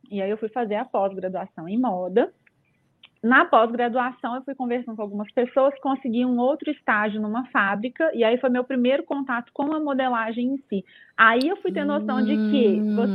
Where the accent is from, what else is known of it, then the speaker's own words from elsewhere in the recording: Belo Horizonte, Minas Gerais, Brazil; eu recebi uma proposta para me mudar de Belo Horizonte, eu sou de BH, é, nem dá para reparar que esse sotaque aí.